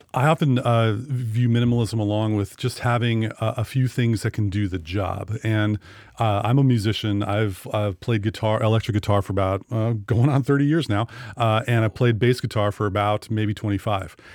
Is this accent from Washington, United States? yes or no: yes; Sequim, Washington, United States; my hometown